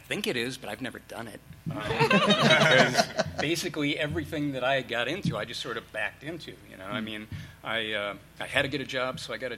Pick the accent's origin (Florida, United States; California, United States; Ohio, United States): Ohio, United States; Parma Heights; moved away; A little town outside of Cleveland